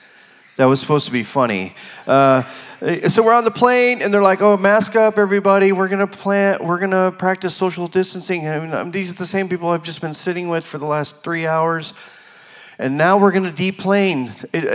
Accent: Arizona, United States; moved away; also born or lived in Colorado; I'm from Arizona. I've never lived in the cold

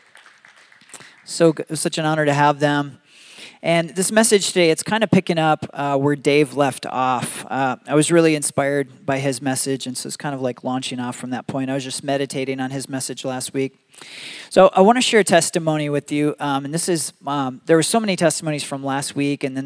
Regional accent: Michigan, United States; now in Arizona, United States; I grew up in Michigan

